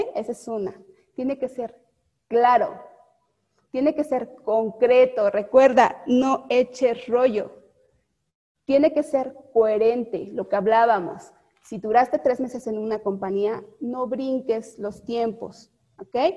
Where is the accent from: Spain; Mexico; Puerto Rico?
Mexico; somos mexicanos